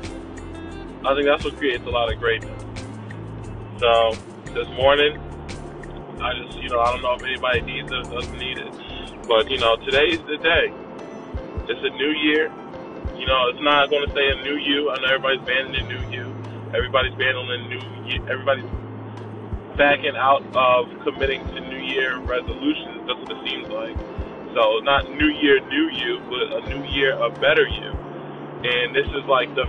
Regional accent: Philadelphia, Pennsylvania, United States; I'm from Philadelphia, Philly

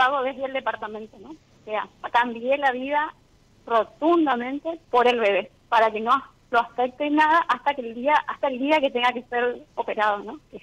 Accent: Corrientes, Argentina; moved away as an adult; now in Chaco, Argentina; Soy de Corrientes

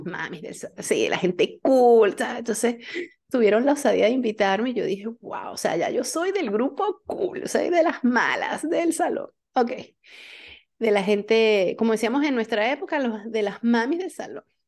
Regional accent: San Cristóbal, Táchira, Venezuela; also born or lived in Barquisimeto; yo salí de San Cristóbal, las pasantías las hice en Barquisimeto

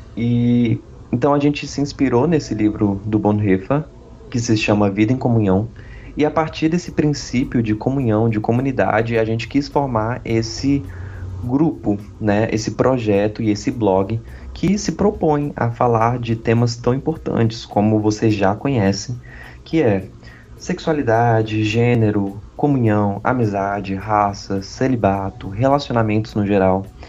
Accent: Olímpia, São Paulo, Brazil; also born or lived in Ribeirão Preto; Eu sou de Olímpia ou de Ribeirão Preto, depende se eu tô tendo aula presencial ou não

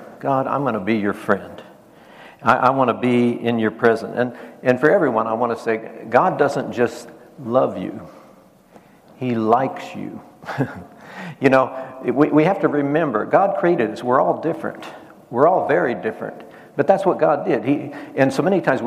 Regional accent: Nebraska, United States; I grew up in Nebraska. I grew up in a farm

